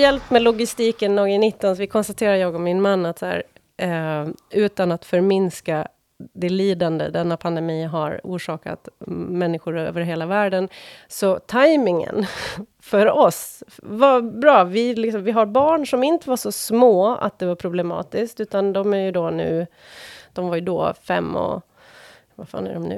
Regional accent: Åland Islands; accent: åländska; now in Stockholm, Sweden; när jag växte upp på Åland

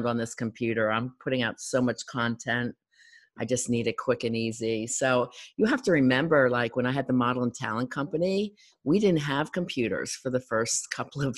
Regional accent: Philadelphia, Pennsylvania, United States; I'm from Philadelphia

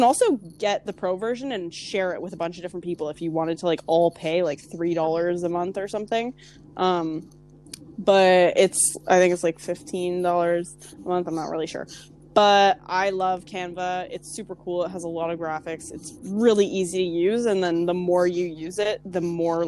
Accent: Canada; I'm from Canada

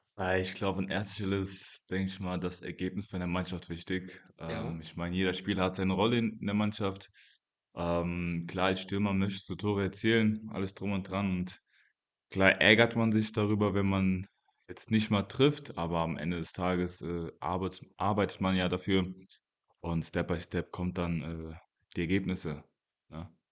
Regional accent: Mainz, Rhineland-Palatinate, Germany; also born or lived in Congo; ich bin in Kongo geboren, äh, bin aber auch sehr früh nach Mainz gezogen mit meinen Eltern

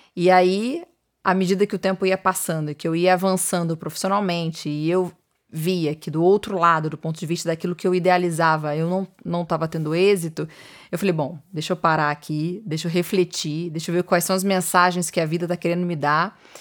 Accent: Niterói, Rio de Janeiro, Brazil; moved away as an adult; also born or lived in São Paulo; Eu sou de Niterói, Rio de Janeiro

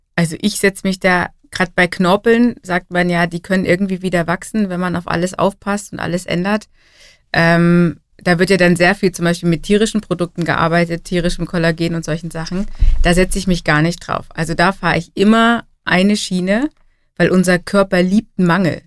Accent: Germany; bei uns in Deutschland

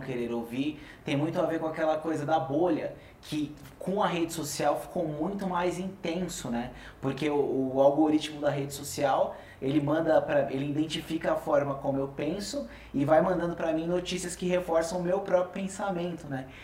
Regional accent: Brazil; Falando assim como brasileiro

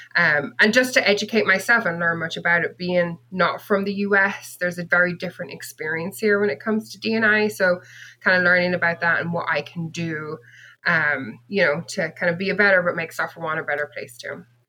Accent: Bennettsbridge, Leinster, Ireland; moved away as an adult; also born or lived in United Kingdom; now in California, United States; I grew up in a tiny, tiny village um, in the southern part of Ireland called Bennett's Bridge, which is in County Kilkenny

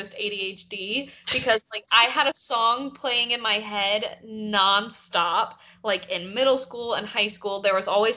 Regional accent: the South, United States; growing up in the South in, like, 2008, 2009

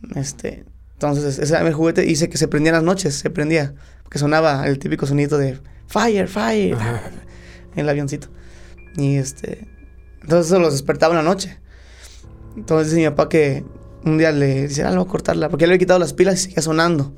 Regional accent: Cuautla, Morelos, Mexico; born or raised there; also born or lived in Guadalajara, Jalisco

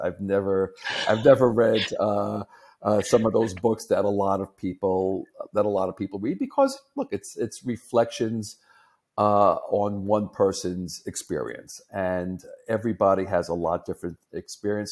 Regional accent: New York, United States; as a New Yorker, I talk very fast

